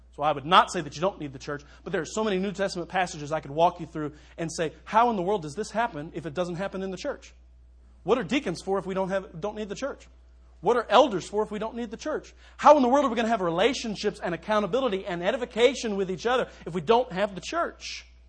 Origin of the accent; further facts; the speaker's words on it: Louisville, Kentucky, United States; moved away as an adult; now in Minster, United States; Louisville, my hometown